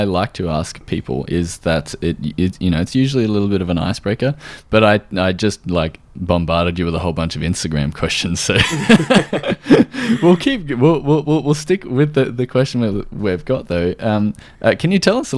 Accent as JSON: {"language": "English", "country": "Australia"}